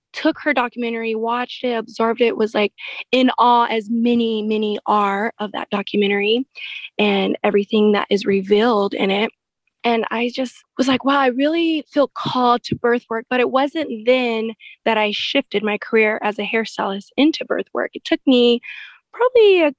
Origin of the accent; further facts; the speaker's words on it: Inland Empire, California, United States; born and raised from the Inland Empire.